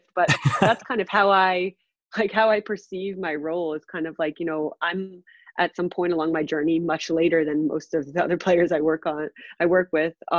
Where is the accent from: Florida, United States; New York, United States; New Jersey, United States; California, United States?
New Jersey, United States; I grew up in New Jersey